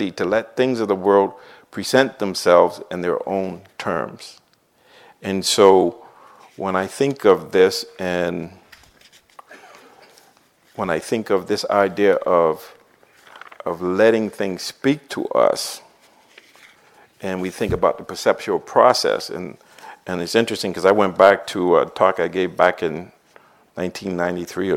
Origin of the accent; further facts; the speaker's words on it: Boston, Massachusetts, United States; I grew up in Dorchester and Roxbury